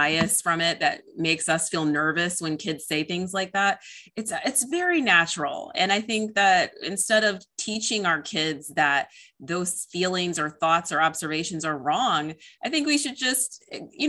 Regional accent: Illinois, United States; I'm actually from Illinois

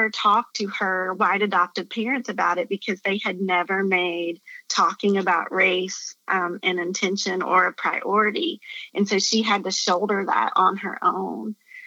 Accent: Appalachia, United States; I grew up in Appalachia in the mountains in a very white community.

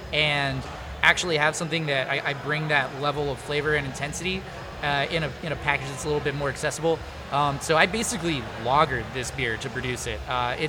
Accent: Mississippi, United States; but I grew up in Mississippi, so a little bit of a storytelling element there.

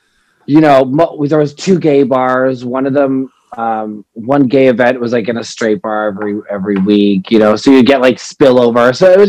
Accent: Ottawa, Ontario, Canada; moved away as an adult; now in Toronto, Canada; I was born and raised in Ottawa.

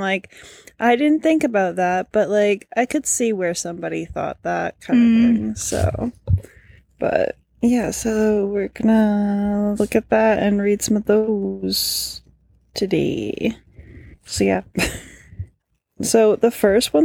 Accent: Canada; I am Canadian

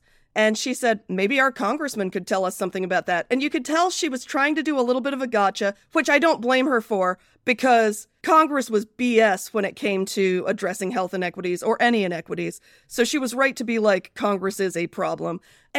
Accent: United Kingdom; born there; when I was born, and I was born in Britain

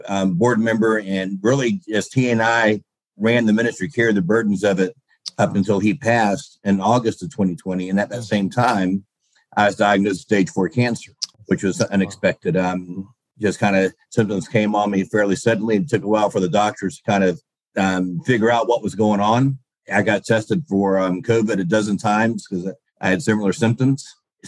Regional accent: Pensacola, Florida, United States; moved away as an adult; also born or lived in Hawaii / Washington / Cantonment, Florida; now in Reidsville, United States; I'm back to my hometown, Pensacola.

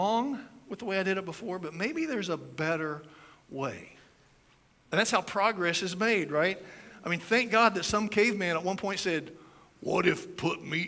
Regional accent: United States; as an American

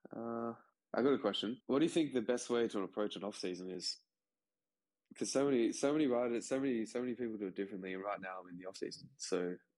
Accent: Australia; as an Australian

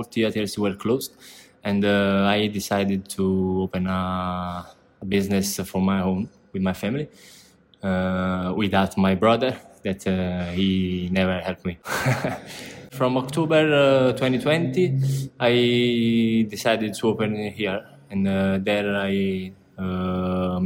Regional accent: San Giorgio a Cremano, Campania, Italy; English is a second language; moved away as an adult; I came from San Giorgio Cremano, that is a small country near Napoli, the center of Napoli.

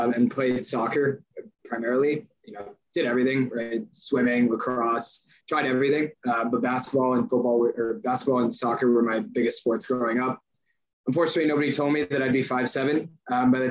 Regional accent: Northern New Jersey, United States; I was raised in Northern New Jersey

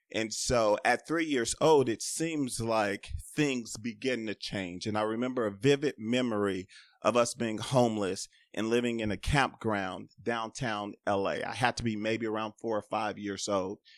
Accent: Los Angeles, California, United States; growing up in South Central in the eighties and in the nineties

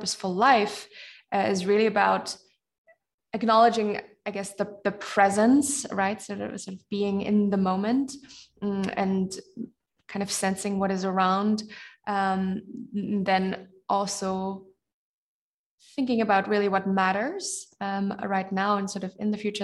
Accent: Germany; here where I grew up in and around Germany

